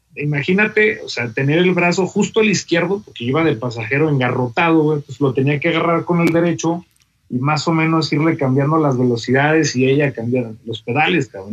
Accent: Torreón, Coahuila, Mexico; moved away as an adult; also born or lived in Monterrey; now in Querétaro, Mexico; yo soy de Torreón, Coahuila. Nací allá y estuve prácticamente toda mi infancia y la adolescencia.

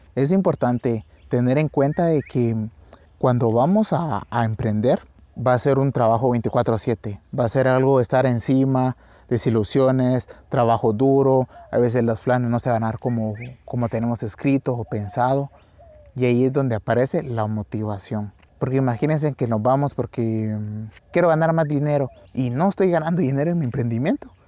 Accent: Santa Rosa, Guatemala; a las faldas del, del volcán Tecuamburra de mi ciudad natal en Guatemala

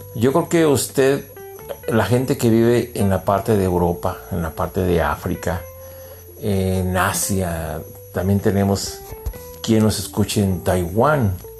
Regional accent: Mexico; also born or lived in United States; soy mexicano

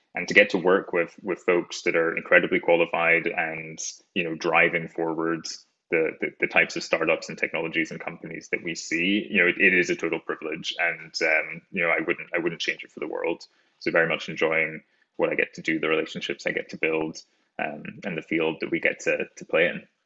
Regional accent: rural Scotland, United Kingdom; moved away; I'm an explant from Scotland, rural Scotland, uh, in the United Kingdom

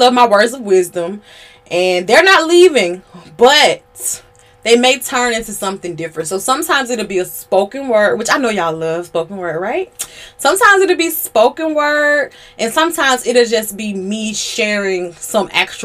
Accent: Georgia, United States; I'm from Georgia.

